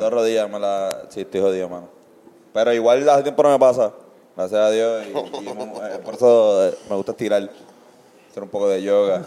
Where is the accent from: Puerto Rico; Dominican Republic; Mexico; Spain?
Puerto Rico; todas las personas que escuchamos reggae y somos puertorriqueños